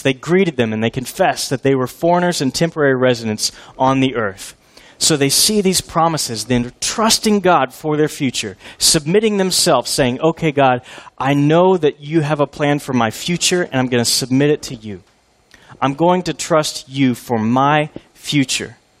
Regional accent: Houston, Texas, United States; I grew up in Houston as an Oilers fan

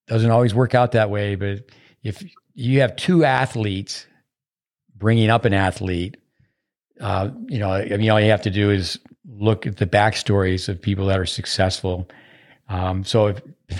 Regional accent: United States; I'm an American, but I grew up 85 miles south of Montreal.

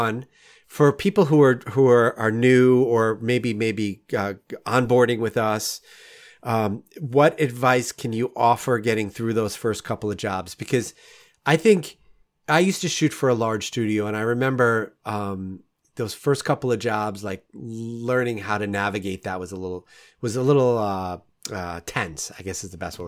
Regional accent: Rockland County, New York, United States; moved away as an adult; now in Saint Louis, United States; I grew up in Rockland County, which is, you know, on the north part of the New York State

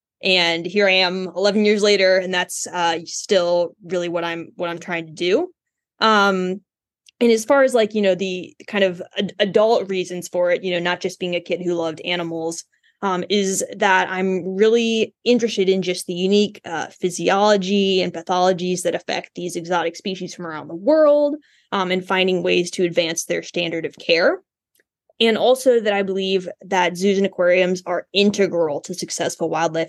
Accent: Indianapolis, Indiana, United States; I'm from Indianapolis originally.

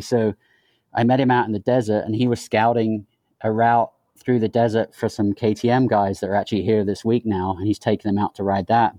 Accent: England, United Kingdom; moved away; growing up in England

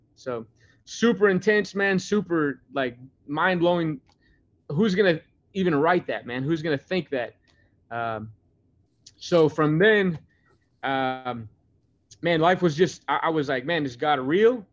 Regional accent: Grandview, United States; moved away; also born or lived in Oregon; growing up in Grandview and coming from a small town

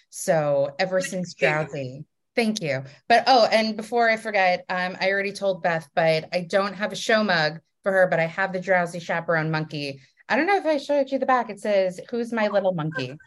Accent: Raleigh, North Carolina, United States; moved away; I am from Raleigh, North Carolina.

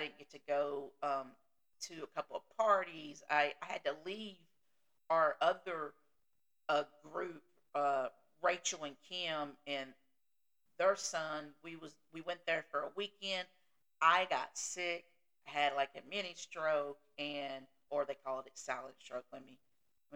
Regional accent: the South, United States; I'm from the South

